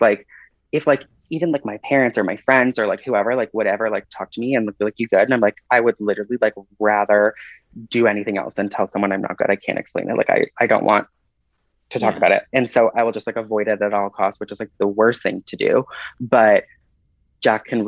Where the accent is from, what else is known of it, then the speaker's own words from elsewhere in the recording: Toronto, Ontario, Canada; I grew up in Toronto